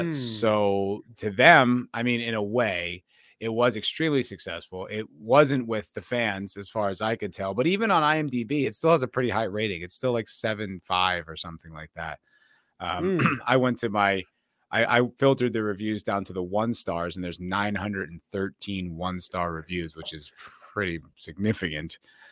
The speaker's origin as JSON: {"language": "English", "region": "New Jersey", "country": "United States", "said": "No, I'm from New Jersey, my friend."}